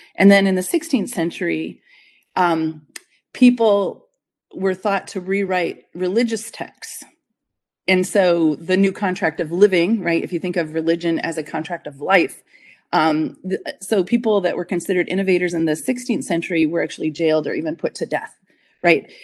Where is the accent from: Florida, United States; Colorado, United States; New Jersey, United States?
Colorado, United States; Denver; moved away as an adult; also born or lived in Boulder, Colorado; now in upstate New York, United States; I'm from Denver, Colorado